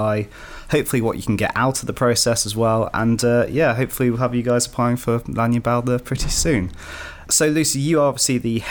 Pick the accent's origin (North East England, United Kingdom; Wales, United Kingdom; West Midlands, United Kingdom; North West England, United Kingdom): West Midlands, United Kingdom; Shropshire; also born or lived in Cardiff; I'm from the Shropshire area initially.